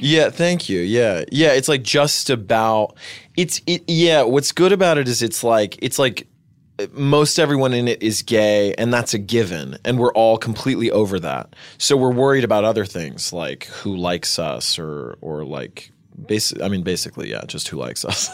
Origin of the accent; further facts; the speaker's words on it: Winchester, Tennessee, United States; also born or lived in New York City; this small town in Tennessee called Winchester. And, uh, and it was cool. I mean, I, I really liked growing up in nature